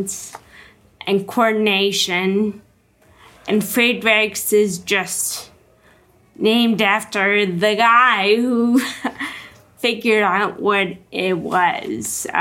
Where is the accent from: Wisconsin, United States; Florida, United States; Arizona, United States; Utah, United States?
Wisconsin, United States; moved away as an adult; now in San Diego, United States; I grew up in Wisconsin